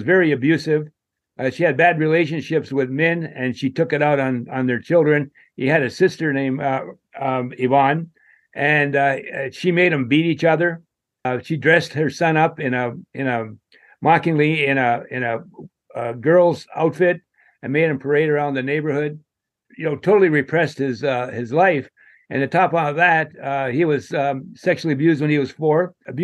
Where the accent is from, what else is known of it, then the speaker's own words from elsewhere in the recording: Rock Hill, South Carolina, United States; Rock Hill, my hometown here